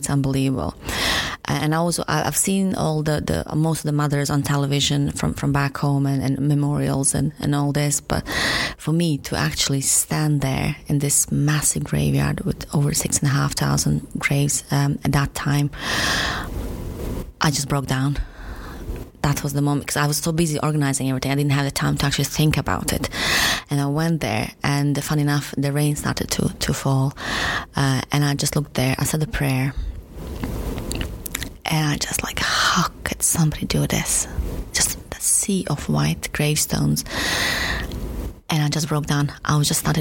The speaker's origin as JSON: {"language": "English", "country": "Bosnia & Herzegovina", "moved": "yes", "lives_now": "Stoke-on-Trent, United Kingdom", "said": "I'm Bosnian"}